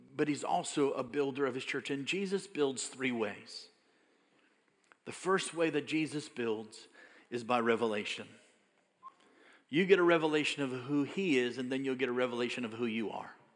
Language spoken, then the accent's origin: English; United States; I'm American